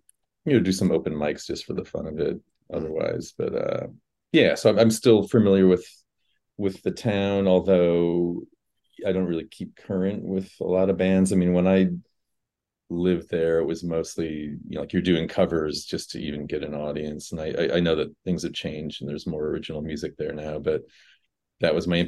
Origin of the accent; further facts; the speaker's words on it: Fort Wayne, Indiana, United States; moved away as an adult; now in New York City, United States; I'm from Fort Wayne, Indiana, originally.